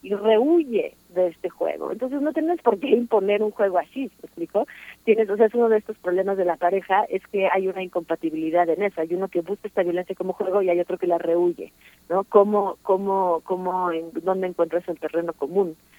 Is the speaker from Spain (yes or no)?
no; Mexico; moved away; also born or lived in Paris, France; yo veía como mexicana, aunque no me planteo como mexicana